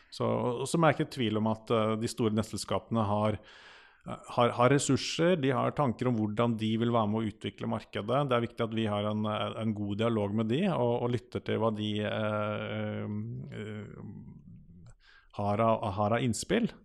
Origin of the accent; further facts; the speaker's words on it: Akershus, Norway; der jeg kommer fra, så har du Høland og Setskog E-verk.